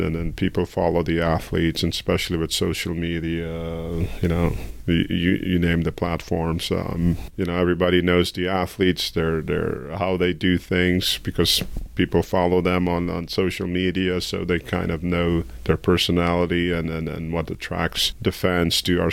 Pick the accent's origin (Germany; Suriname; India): Suriname; now in United States; my home country, Suriname